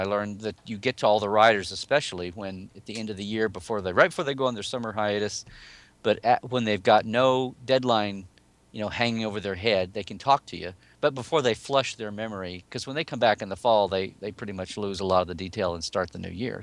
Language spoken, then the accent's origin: English; Oklahoma City, Oklahoma, United States; moved away as an adult; now in California, United States; I'm originally from Oklahoma and moved down to California fifteen years ago.